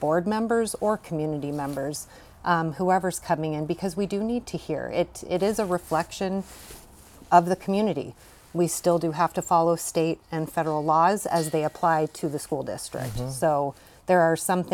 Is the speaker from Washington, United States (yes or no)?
yes; Shelton, Washington, United States; I grew up in Shelton and graduated from Shelton High School myself. Came back to raise a family here